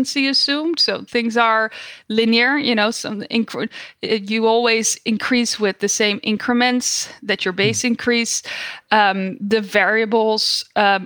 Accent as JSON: {"language": "English", "country": "Netherlands", "tie": "born or raised there", "moved": "as an adult", "lives_now": "United States", "said": "I was born and raised in the Netherlands."}